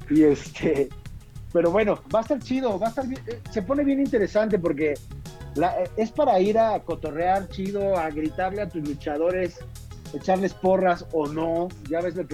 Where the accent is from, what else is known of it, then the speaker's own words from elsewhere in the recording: Mexico City, Mexico; born there; Nací en la México.